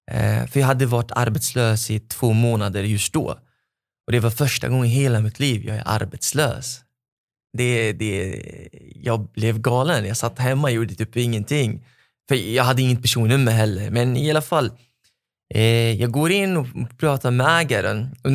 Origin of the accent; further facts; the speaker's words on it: Lebanon; now in Sweden; så det blir som att jag har flyttat från Libanon till Libanon eh, point two.